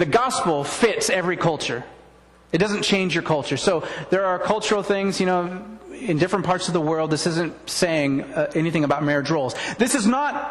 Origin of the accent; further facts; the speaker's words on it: the Northwest, Pacific Northwest, United States; I'm from the Northwest.